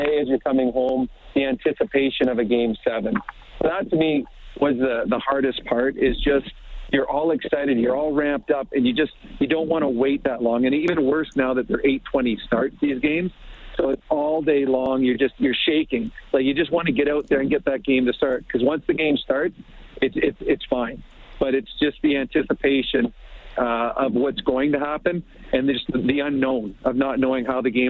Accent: Canada; when you're a kid growing up in Canada and you're playing out on the street, road hockey with your buddies

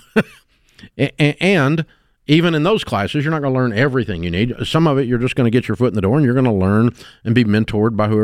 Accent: Nashville, Tennessee, United States; I grew up in Nashville

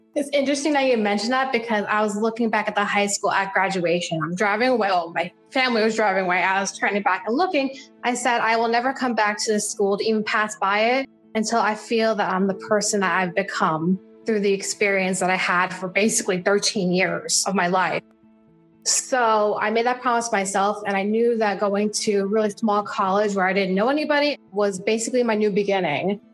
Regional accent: Jersey Shore, New Jersey, United States; moved away; I grew up in the Jersey Shore area

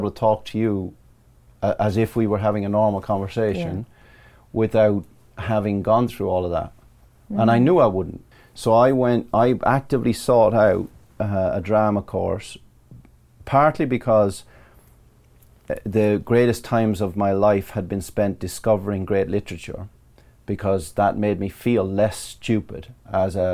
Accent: Ballyfin, Leinster, Ireland; now in Surrey, United Kingdom; I grew up in a place called Ballyfin in County Laois, Republic of Ireland

